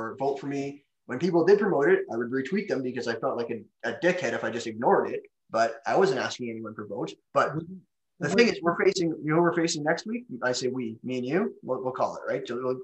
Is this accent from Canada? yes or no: yes; Canada; I'm from Canada, where like hockey originated